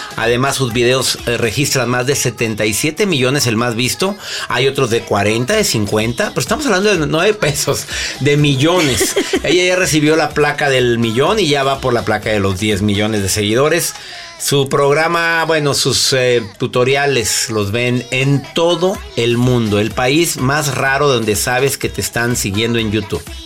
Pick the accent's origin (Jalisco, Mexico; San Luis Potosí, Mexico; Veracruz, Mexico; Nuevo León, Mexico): Nuevo León, Mexico; Monterrey; de donde somos, de Monterrey